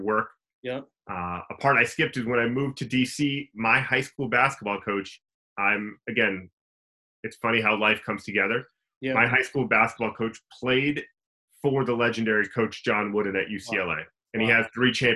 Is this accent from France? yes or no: no; Calgary, Alberta, Canada; I was born and raised out in Calgary, Alberta, Canada